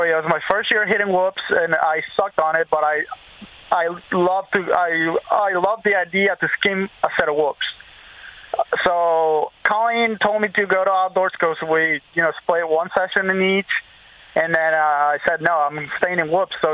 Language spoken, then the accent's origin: English; Brazil; No, I think I think what they did post was that I was from Brazil.